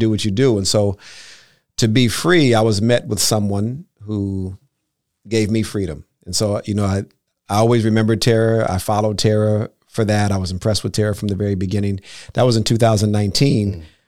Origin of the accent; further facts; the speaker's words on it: Los Angeles, California, United States; moved away as an adult; now in Bay Area, United States; I'm from Los Angeles